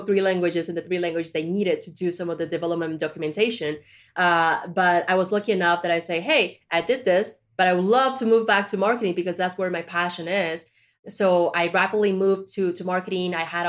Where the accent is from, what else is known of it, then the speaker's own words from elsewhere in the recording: Colombia; also born or lived in China; I was born in China, but I was raised in Colombia, right?